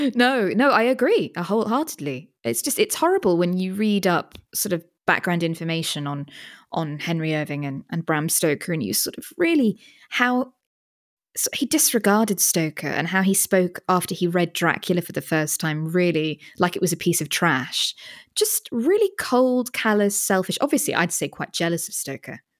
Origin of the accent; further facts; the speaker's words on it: United Kingdom; as a Brit